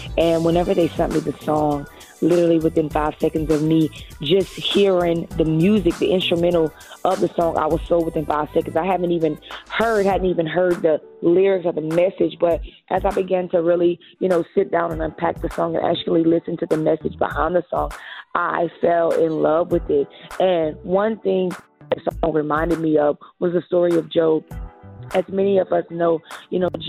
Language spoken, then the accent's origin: English; Lafayette, Louisiana, United States; I am from Lafayette, Louisiana. That's where I currently live now. So I am a Louisiana native